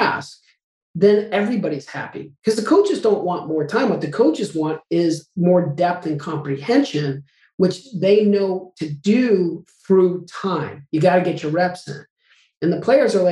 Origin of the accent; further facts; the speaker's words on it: Albuquerque, New Mexico, United States; I grew up in Albuquerque, New Mexico